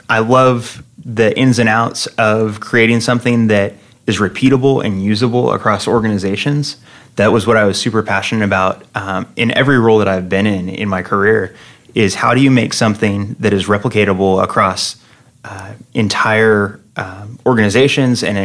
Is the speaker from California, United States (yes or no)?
yes; Fresno, California, United States; moved away as an adult; now in Phoenix, United States; I'm from Fresno, California, which is in the heart of California's Central Valley